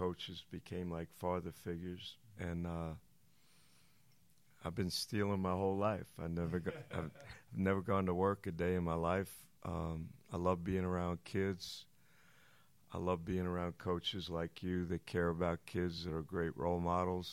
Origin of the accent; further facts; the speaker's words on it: New York City, New York, United States; also born or lived in Long Island; I grew up in Brooklyn, and then when my dad passed, we moved to Long Island